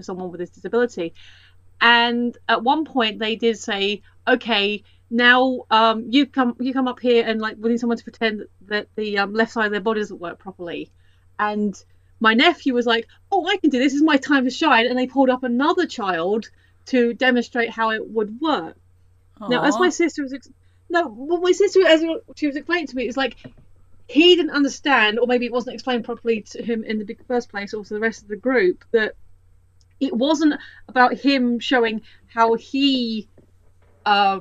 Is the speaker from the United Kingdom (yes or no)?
yes; United Kingdom; Where I live is about 20 minutes north of London.